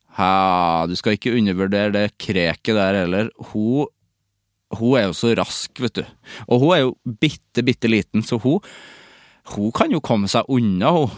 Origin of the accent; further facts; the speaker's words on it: Norway; also born or lived in Sweden; som nordmann